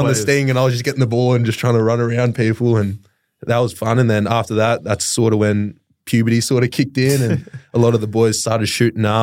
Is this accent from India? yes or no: no; Gold Coast, Queensland, Australia; moved away as an adult; also born or lived in Port Moresby, Papua New Guinea / Gulf Province, Papua New Guinea; now in Melbourne, Australia; I was born in Port Moresby, and then family took me down to the Gold Coast. Grew up on the Goldie